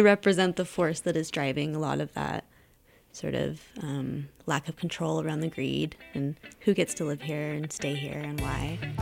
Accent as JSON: {"language": "English", "region": "Utah", "country": "United States", "said": "I'm a local, that I'm from Utah"}